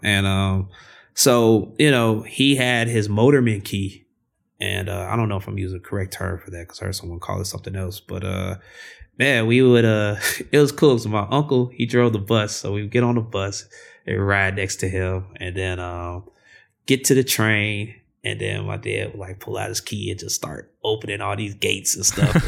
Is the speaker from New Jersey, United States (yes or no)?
no; Chicago, Illinois, United States; growing up in Chicago